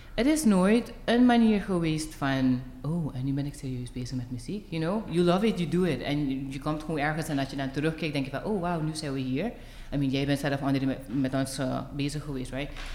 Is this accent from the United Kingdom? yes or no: no; Suriname; moved away as an adult; ik ben geboren en getogen in Suriname